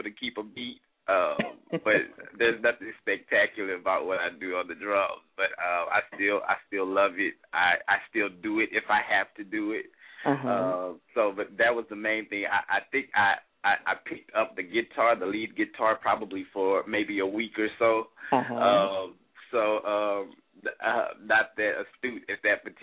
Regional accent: Nacogdoches, Texas, United States; now in Irving, United States; I'm originally from Nacogdoches, Texas, a small town, about 31,000 people there or so

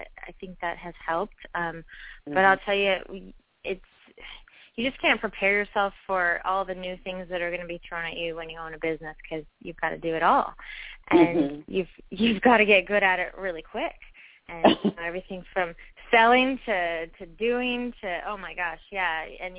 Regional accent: Florida, United States; also born or lived in San Francisco, California; now in Washington, D.C., United States; But I was born in San Francisco but grew up in Florida, so I like warm weather. And living in D.C. now

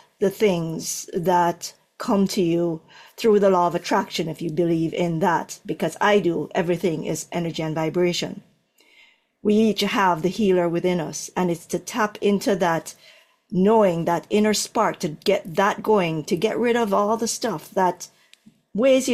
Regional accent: Jamaica; moved away; I'm from, born in Jamaica.

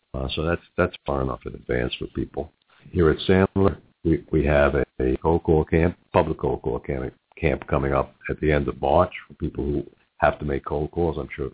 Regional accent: New York, United States; accent: New York; now in Cincinnati, United States; My New York accent never goes away

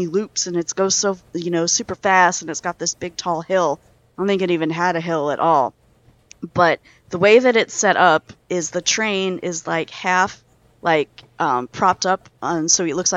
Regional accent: northern Ohio, United States; I grew up in Ohio, in northern Ohio, which is where Cedar Point is

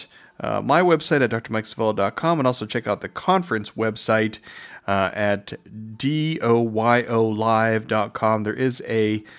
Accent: Youngstown, Ohio, United States; We're both from the Youngstown area

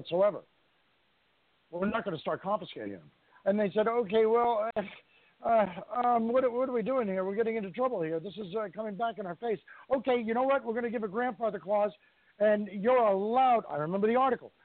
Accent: New York, United States; I'm from New York State

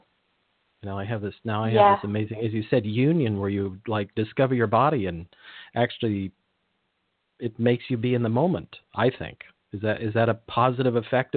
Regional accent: Big Sur, central California, United States; I grew up near Big Sur, Esalen.

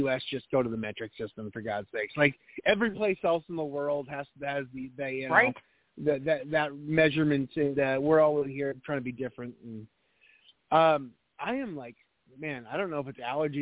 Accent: Boston, Massachusetts, United States; moved away; also born or lived in New Hampshire; I grew up in Boston, and we had 15 feet of snow constantly throughout the winter

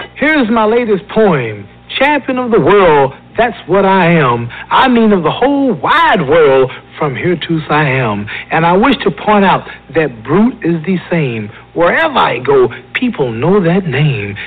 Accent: St. Louis, Missouri, United States; moved away as an adult; also born or lived in New York; I'm back in my hometown, St. Louis

